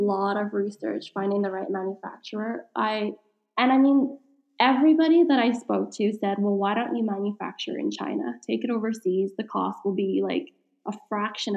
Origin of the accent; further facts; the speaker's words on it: Canada; being Canadian